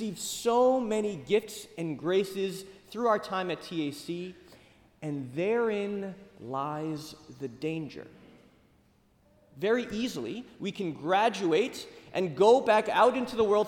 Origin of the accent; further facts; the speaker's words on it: United States; first language English; born and raised here in the States